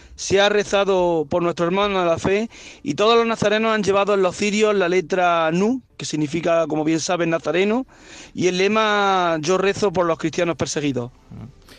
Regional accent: Jaén, Andalusia, Spain; now in Córdoba, Spain; yo soy de Jaén y vivo en Córdoba

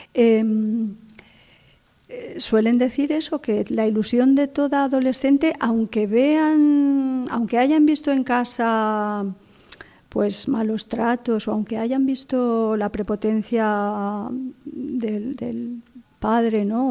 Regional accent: Spain; moved away as an adult; now in Morocco; en Vétera, en mi pueblo

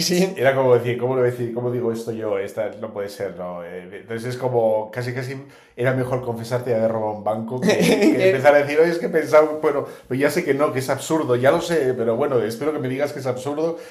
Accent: Bilbao, Basque Country, Spain; yo soy de Bilbao

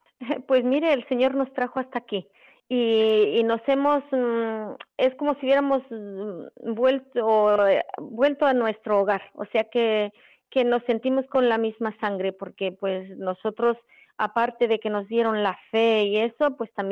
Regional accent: Mexico; nosotros venimos de México, vinimos cuatro

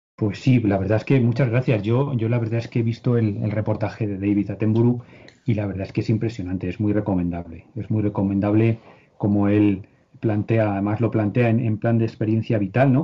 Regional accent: Cuenca, Castilla-La Mancha, Spain; Yo soy de Cuenca

